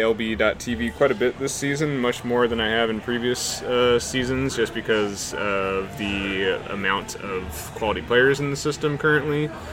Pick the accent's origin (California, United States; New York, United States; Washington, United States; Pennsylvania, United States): Washington, United States; Seattle; "Hey, we're from Seattle,"